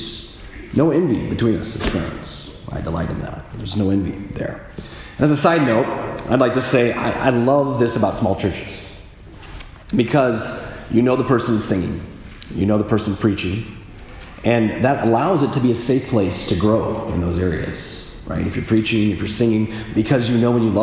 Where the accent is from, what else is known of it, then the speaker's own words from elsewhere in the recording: Midwest, United States; I grew up in the Midwest